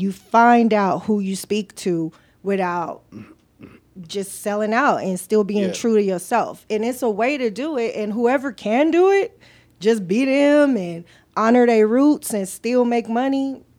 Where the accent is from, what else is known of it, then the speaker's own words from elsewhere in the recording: Compton, California, United States; I was raised in Compton, and I go for black people every day.